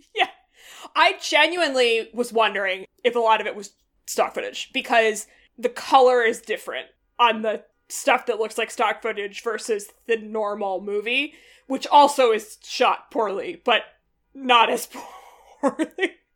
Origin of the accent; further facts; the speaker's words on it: New England, United States; I just grew up in like the waspy suburbs in New England